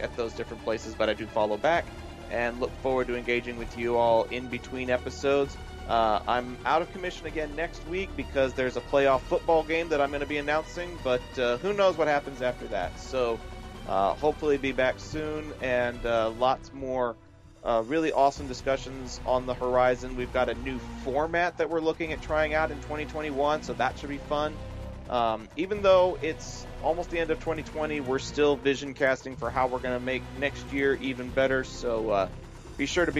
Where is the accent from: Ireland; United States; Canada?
United States; the South; Maybe I was trying to emphasize that I'm from the South, but I legit, like, sounded as if I was wearing a hat that night.